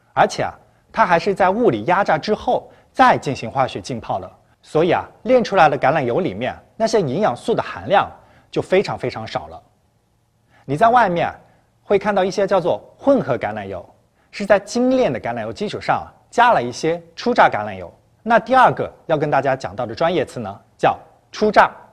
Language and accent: Chinese; China; 我们中国人常用的那些植物油。